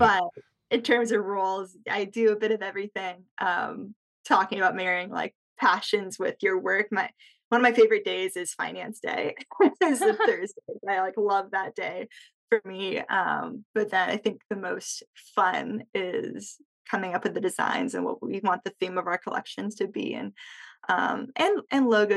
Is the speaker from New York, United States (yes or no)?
no; Bay Area, California, United States; moved away as an adult; also born or lived in Austin, Texas; born and raised in the Bay Area, and then I went to undergrad in Texas and just kind of stuck around